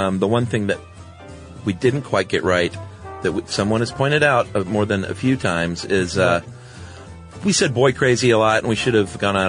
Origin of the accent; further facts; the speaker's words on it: Ghana; now in United States; The reason for my reaction is that I've lived in the U.S. for 20 years, but I'm from Ghana.